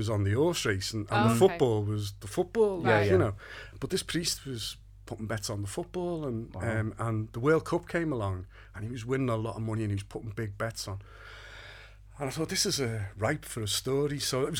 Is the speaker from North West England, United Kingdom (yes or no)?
yes; Liverpool, North West England, United Kingdom; now in Ellesmere Port, United Kingdom; I grew up in Kirkdale, and not far from Great Ormond Street, where the play ultimately ends up being set. Mm-hmm. But we moved to Ellesmere Port in the 70s